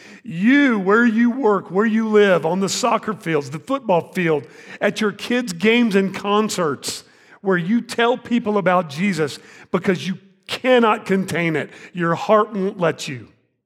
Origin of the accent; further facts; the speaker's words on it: Arlington, Texas, United States; also born or lived in Fort Worth, Texas; I was born in 1970 in Fort Worth, Texas. You know where that is? Go Frogs. TCU, right? Who's for TCU? All right. I moved to Arlington, Texas in 1977. My parents bought a house out there, started school, grew up there.